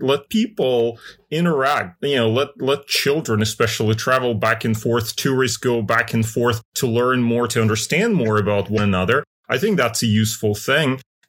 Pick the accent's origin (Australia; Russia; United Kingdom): Russia; Russian Far East; moved away; me being growing up in Russian Asia, what you would call it. I was born in a little town on the at the time it was the Sino-Soviet border in the Russian Far East on the Usuri River